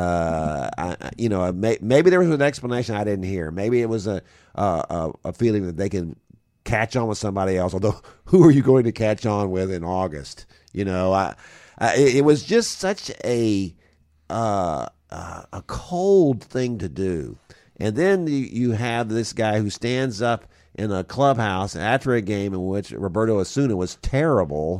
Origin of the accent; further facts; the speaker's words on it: Houston, Texas, United States; I grew up in Houston